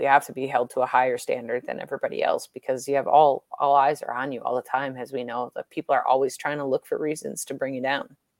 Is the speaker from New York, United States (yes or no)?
no; Milwaukee, Wisconsin, United States; growing up in Milwaukee